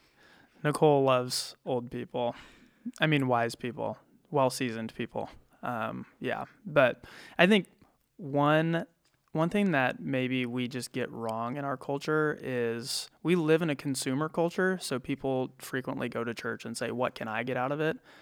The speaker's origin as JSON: {"language": "English", "region": "small town Iowa", "country": "United States", "tie": "born or raised there", "lives_now": "Cedar Rapids, United States", "said": "I'm from small town Iowa. Uh, my hometown has eighteen hundred people"}